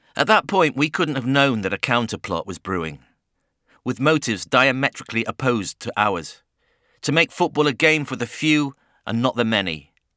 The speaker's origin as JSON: {"language": "English", "town": "Bury", "region": "North West England", "country": "United Kingdom", "tie": "born or raised there", "said": "My hometown club folded in twenty nineteen, devastating the community I grew up"}